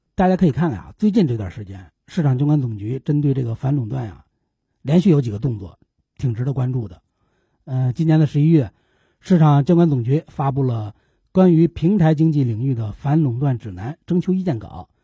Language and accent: Chinese; China; 作为中国人